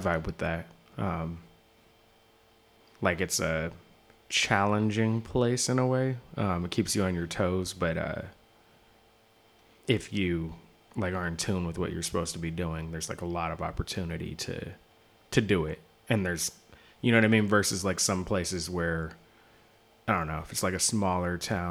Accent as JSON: {"language": "English", "town": "Seattle", "region": "Washington", "country": "United States", "moved": "yes", "said": "I'm from Seattle."}